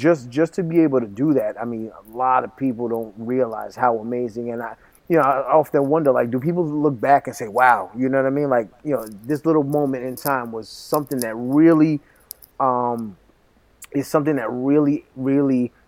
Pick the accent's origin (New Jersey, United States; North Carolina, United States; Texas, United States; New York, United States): New York, United States; Brentwood; first language Spanish; growing up in Brentwood was such an amazing experience